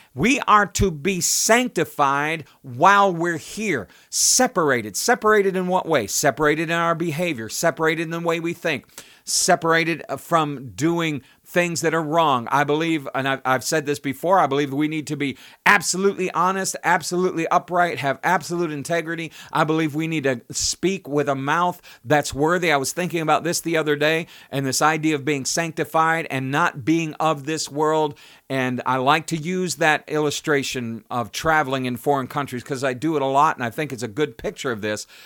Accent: United States; I was born in the United States. I'm of the United States.

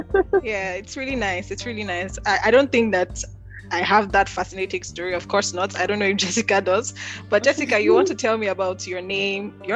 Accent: Nigeria; Nigeria, my home country

